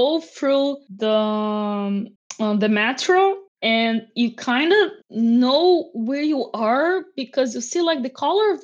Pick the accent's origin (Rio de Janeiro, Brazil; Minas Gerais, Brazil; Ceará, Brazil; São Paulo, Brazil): Rio de Janeiro, Brazil; Niterói; English is a second language; moved away; also born or lived in France; I was raised in Niterói, which is, you know, next to São Gonçalo